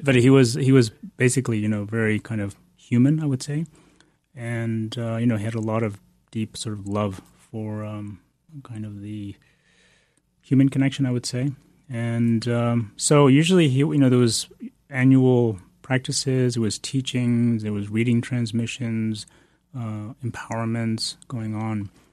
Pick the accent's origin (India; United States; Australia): India; Bodh Gaya, Bihar; moved away; I was born in India, in Bodhgaya, which is, uh, the place of the Buddha's enlightenment